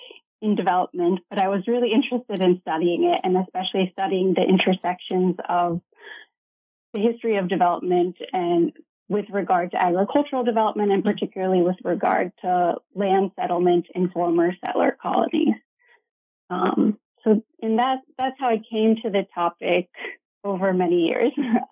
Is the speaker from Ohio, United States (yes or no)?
yes; Ohio, United States; also born or lived in Iowa; So I grew up in Ohio in a small college town, and I am the child of political scientists